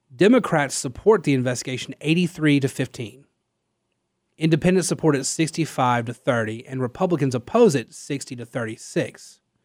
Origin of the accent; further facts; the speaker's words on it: Louisiana, United States; I'm from Louisiana